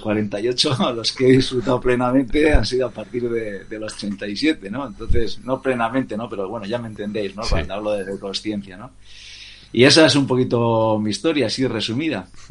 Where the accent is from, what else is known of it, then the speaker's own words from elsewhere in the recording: Bermeo, Basque Country, Spain; moved away; nací en Bermeo, un, pueblo pesquero de la provincia de, Vizcaya